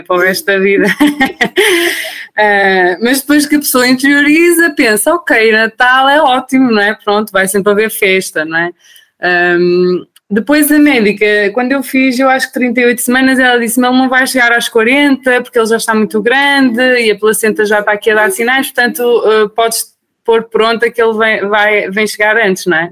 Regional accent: Portugal; moved away as an adult; now in Austria; eu sou portuguesa, o meu marido é iraniano

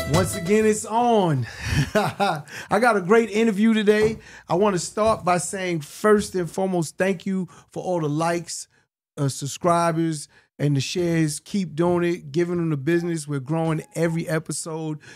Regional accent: New York City, New York, United States; for all my adolescent years, you know, just growing up in Hollis, Queens

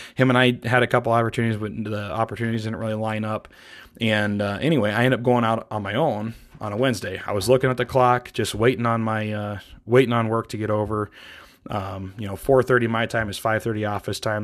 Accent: Iowa, United States; moved away as an adult; also born or lived in East Coast; now in Montana, United States; I grew up in the Midwest in Iowa

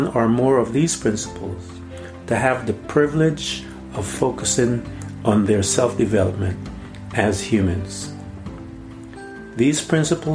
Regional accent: Guyana; I'm from British Guiana

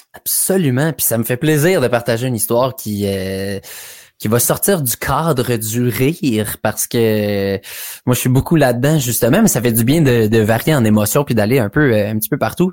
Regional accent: Hammond, Ontario, Canada; je viens de l'Est ontarien, donc ça se passe à Hammond, un peu exactement dans mon hood de jeunesse

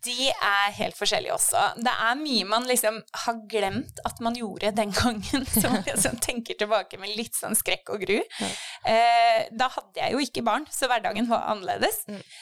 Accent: Sandefjord, Vestfold, Norway; moved away as an adult; also born or lived in England; kom jeg egentlig hjem fra England og ville tilbake til eh, Sandefjord

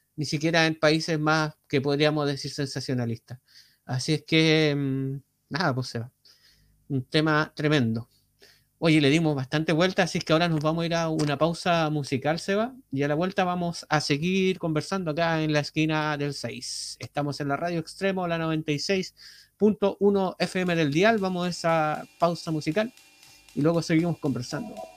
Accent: Chile

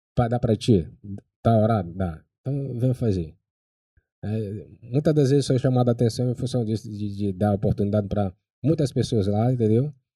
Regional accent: Baixada Maranhense, Maranhão, Brazil; accent: Baixada; now in São Luís, Brazil; ainda tá ainda com sotaque é, de, de, de, gente da Baixada

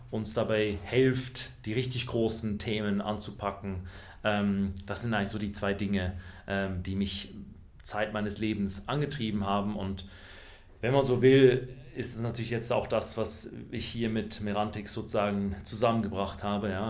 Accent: Switzerland; Ich bin in der Schweiz äh, groß geworden, ähm, das hört man auch.

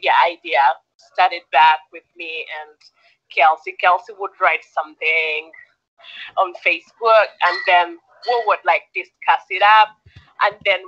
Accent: Jinja, Eastern Region, Uganda; I grew up in Jinja, and it's a city that is full of white people

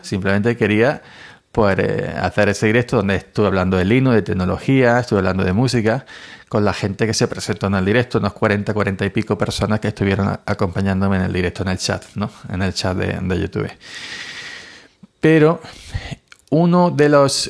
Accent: Spain; en mi país, en España

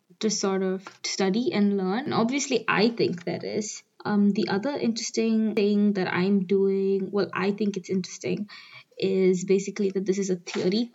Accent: New Delhi, Delhi, India; moved away; I'm from New Delhi.

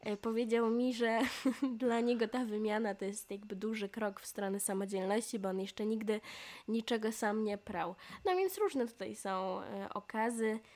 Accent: Poland; moved away as an adult; now in Portugal; ja jestem z Polski

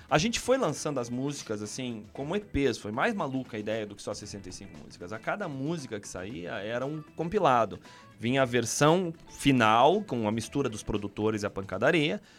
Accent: Porto Velho, Rondônia, Brazil; born there; eu nasci em Porto Velho, Rondônia. Mas a minha mãe é de Paranaguá, né?

